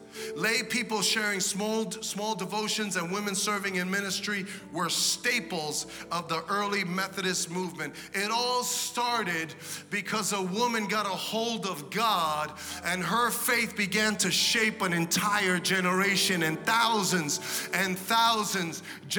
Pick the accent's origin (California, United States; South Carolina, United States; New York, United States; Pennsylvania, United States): New York, United States; New York City; I'm a kid from Brooklyn, from the hood